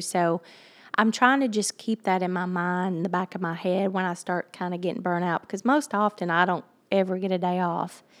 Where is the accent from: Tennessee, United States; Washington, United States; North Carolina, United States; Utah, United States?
Tennessee, United States; Hartsville; Hartsville, it's my, it's my hometown. It's where I was raised